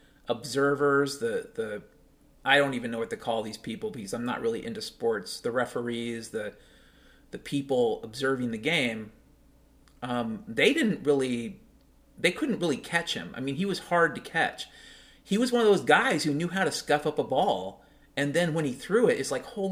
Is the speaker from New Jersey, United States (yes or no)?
no; Washington, United States; I've been living in King County the last couple years, and I grew up in Washington State